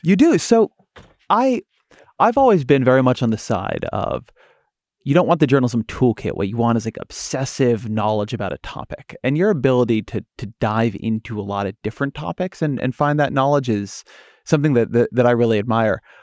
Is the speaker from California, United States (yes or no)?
yes; California, United States; I'm, I'm from California